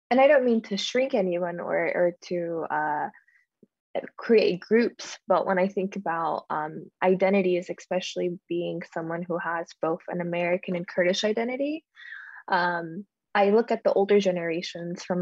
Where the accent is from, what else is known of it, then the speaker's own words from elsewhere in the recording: Nashville, Tennessee, United States; also born or lived in Guam / Salt Lake City; I am from Nashville, Tennessee. My family is uh, specifically from Amidi, and I go back and I travel there every couple years.